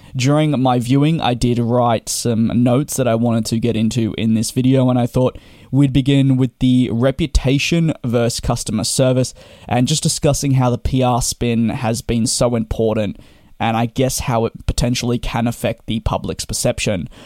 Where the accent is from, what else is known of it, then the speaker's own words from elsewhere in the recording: Australia; as an Australian myself